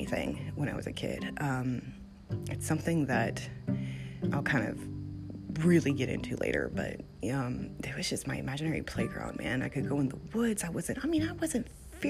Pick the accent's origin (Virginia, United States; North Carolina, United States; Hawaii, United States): Virginia, United States; Gloucester; also born or lived in New Mexico / Connecticut; I grew up in Gloucester